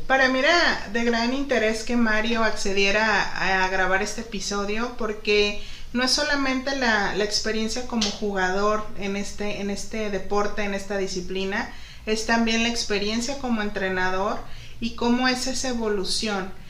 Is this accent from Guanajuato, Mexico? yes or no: no; Guadalajara, Jalisco, Mexico; moved away as an adult; now in Ensenada, Mexico; yo soy de Guadalajara, Jalisco y, y pues realmente en la familia donde yo me crié